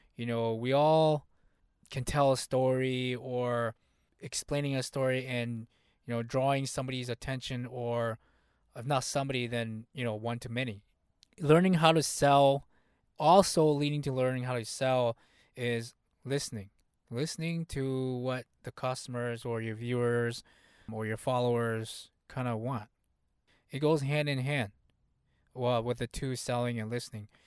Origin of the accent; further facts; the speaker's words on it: United States; first language Hmong; English is a second language; Even though I was born in the U S here, my family was not born in the U S here. So, English was kind of like my second language. Hmong was my first language.